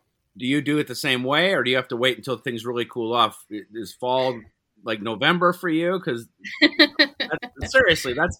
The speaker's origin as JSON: {"language": "English", "town": "Cleveland", "region": "Ohio", "country": "United States", "tie": "born or raised there", "said": "I grew up in Cleveland"}